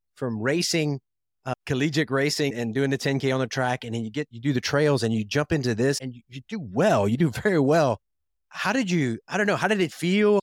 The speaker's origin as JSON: {"language": "English", "region": "South Louisiana", "country": "United States", "tie": "born or raised there", "said": "I grew up in South Louisiana"}